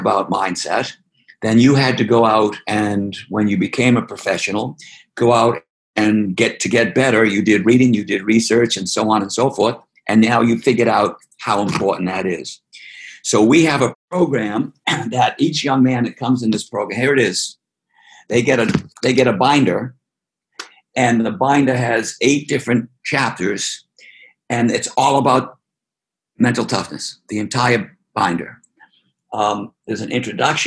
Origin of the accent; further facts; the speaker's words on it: Boston, Massachusetts, United States; I'm from Boston